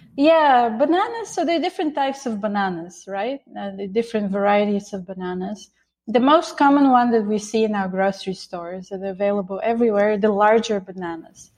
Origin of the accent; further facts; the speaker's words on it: Bulgaria; moved away; I grew up in Bulgaria.